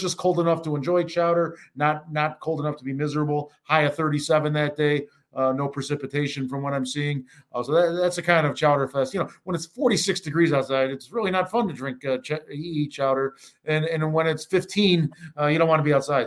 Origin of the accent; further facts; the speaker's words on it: Buffalo, New York, United States; moved away; I'm from Buffalo